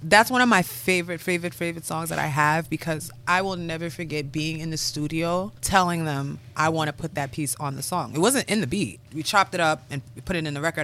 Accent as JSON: {"language": "English", "town": "Milton", "country": "United States", "tie": "born or raised there", "also_born_or_lived": "Harrisburg, Pennsylvania", "moved": "as an adult", "said": "I grew up in Milton"}